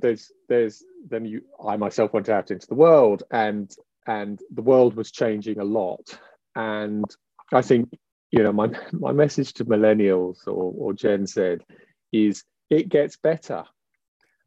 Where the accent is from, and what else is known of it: England, United Kingdom